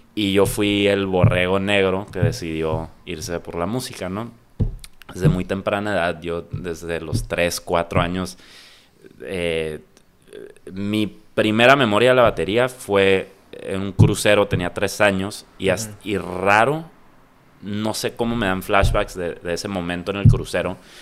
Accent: Tijuana, Baja California, Mexico; also born or lived in San Diego, United States; Soy chico frontera, soy tijuanense, nací en Tijuana

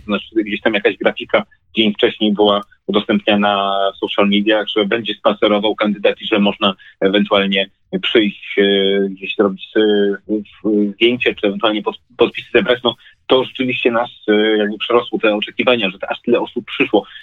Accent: Lesser Poland, Poland; u nas w Małopolsce

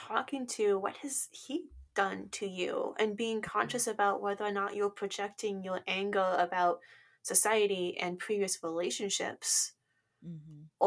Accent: West Coast, United States; I'm from the West Coast

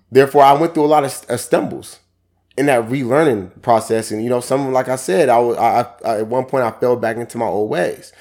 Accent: Seattle, Washington, United States; I come from Seattle, Washington. Grew up in Yester Terrace Projects, also Central District Area, thirty-first East Cherry Street

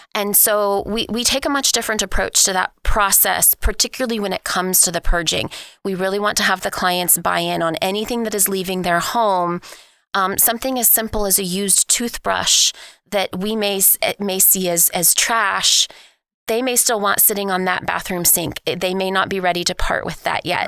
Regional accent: Oklahoma City, Oklahoma, United States; I am, uh, born and raised in Oklahoma City

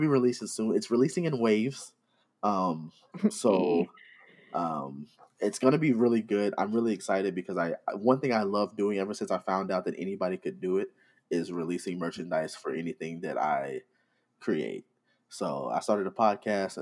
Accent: Arkansas, United States; I'm from Arkansas.

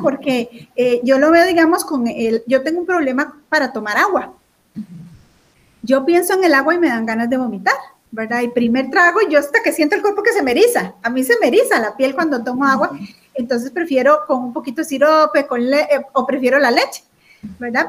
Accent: Costa Rica; aquí en Costa Rica

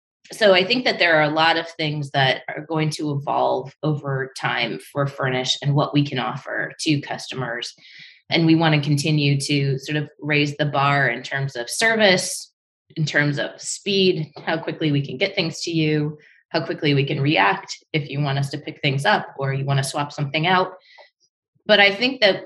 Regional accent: Detroit, Michigan, United States; growing up in Michigan

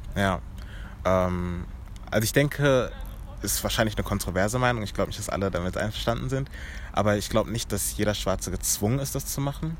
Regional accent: Germany; Ich bin in Deutschland geboren

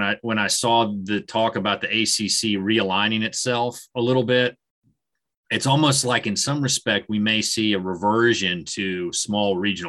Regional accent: South Carolina, United States; I'm from South Carolina. I grew up, Clemson and USC were the two teams.

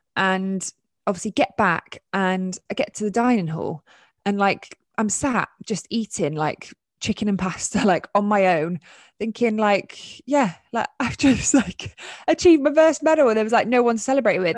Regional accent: United Kingdom; as British guys

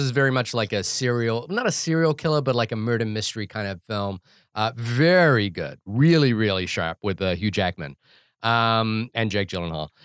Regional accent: New Zealand; I think it's a characteristic of being a New Zealander

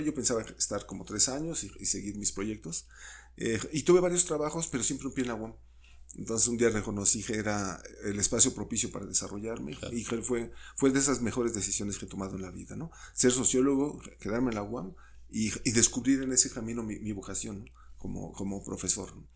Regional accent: Mexico City, Mexico; yo nací en, en, la Ciudad de México, en Tonalá 54

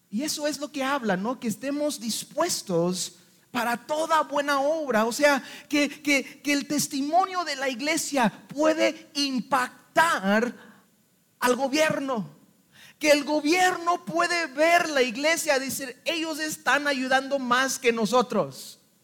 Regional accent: Mexico; Y somos mexicanos

